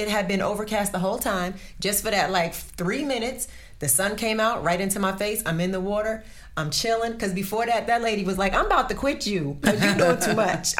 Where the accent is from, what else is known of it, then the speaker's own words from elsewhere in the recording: Jersey Shore, New Jersey, United States; I grew up on the Jersey Shore.